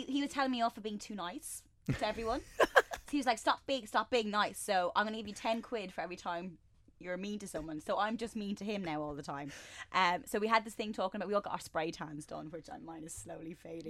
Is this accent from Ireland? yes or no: yes; Ireland; Yeah, I mean, I'm Irish. I'm incredibly fair.